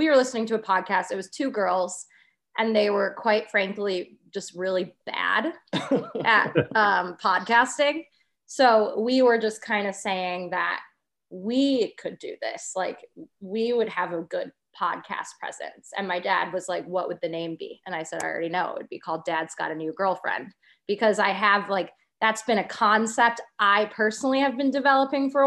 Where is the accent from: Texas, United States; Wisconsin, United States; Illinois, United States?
Illinois, United States; Lake Bluff; I grew up in Lake Bluff. I went to Lake Forest High School, graduated in 2010